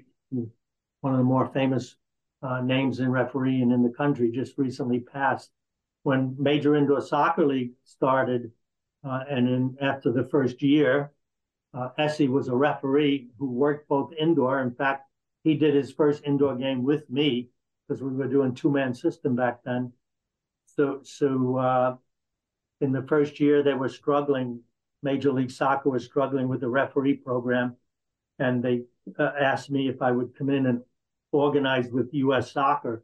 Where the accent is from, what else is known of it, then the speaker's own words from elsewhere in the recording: New York City, New York, United States; moved away; also born or lived in New Haven; I grew up in New York City, 5 subway stops from Madison Square Garden